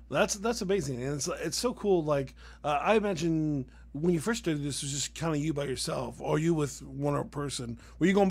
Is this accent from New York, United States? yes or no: yes; New York, United States; I'm from New York.